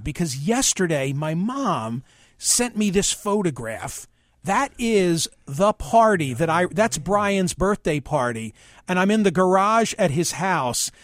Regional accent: Philadelphia suburbs, Pennsylvania, United States; When I was 12 and living, growing up in the Philly burbs

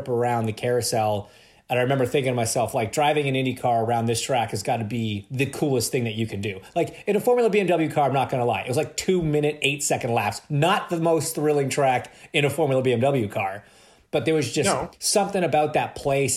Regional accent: Ontario, Canada; just being Canadian

